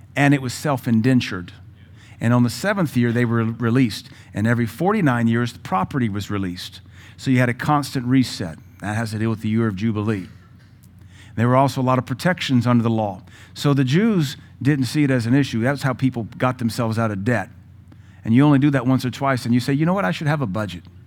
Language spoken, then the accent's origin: English; Seattle, Washington, United States; also born or lived in the South, United States; now in Cookeville, United States; I was raised a hippie in Seattle